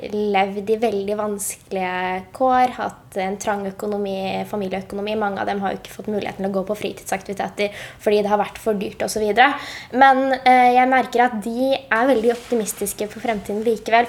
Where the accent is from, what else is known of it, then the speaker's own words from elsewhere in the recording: Oslo, Norway; jeg kommer jo fra Høybråten